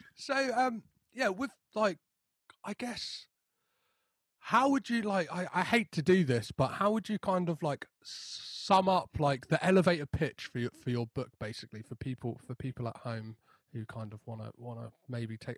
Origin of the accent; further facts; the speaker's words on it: United Kingdom; as like a British person